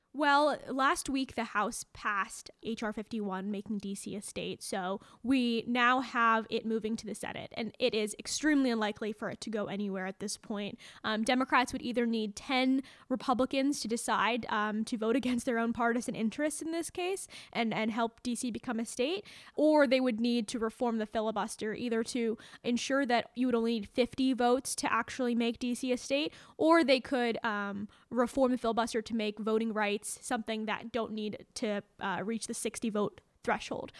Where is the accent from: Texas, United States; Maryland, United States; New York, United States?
Maryland, United States; moved away as an adult; now in Washington, D.C., United States; I grew up in Maryland, right on the other side of D C